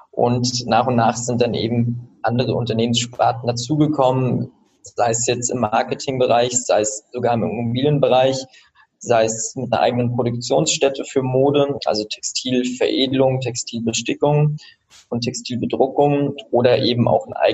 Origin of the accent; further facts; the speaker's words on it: Switzerland; also born or lived in Rostock, Germany / Austria; Genau, also ich